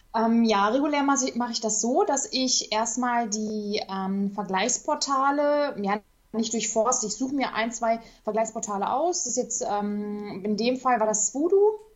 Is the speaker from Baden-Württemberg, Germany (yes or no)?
no; Duisburg, North Rhine-Westphalia, Germany; ich komme aus Duisburg, bin auch noch hier äh, ja, ich wohne immer noch hier